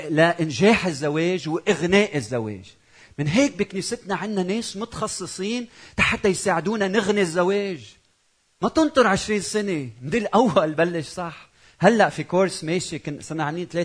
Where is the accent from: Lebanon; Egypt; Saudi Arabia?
Lebanon; بتعرفوا انا لبناني زوجتي مش لبنانيه